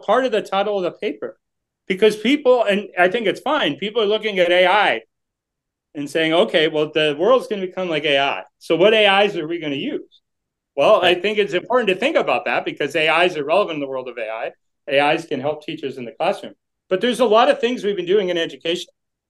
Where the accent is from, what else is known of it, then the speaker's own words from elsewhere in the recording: Boston, Massachusetts, United States; now in New York, United States; Not really, because I'm originally from Boston.